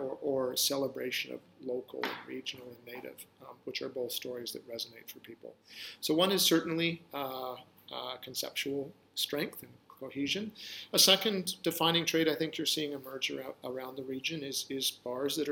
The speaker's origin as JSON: {"language": "English", "region": "West Coast of Canada", "country": "Canada", "tie": "born or raised there", "also_born_or_lived": "New York City, United States", "moved": "as an adult", "said": "I grew up in the West Coast of Canada when the environmental movement was born."}